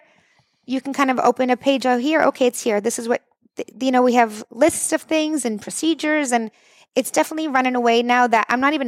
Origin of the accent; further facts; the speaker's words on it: the Valley, Massachusetts, United States; I grew up in the Valley, born and raised.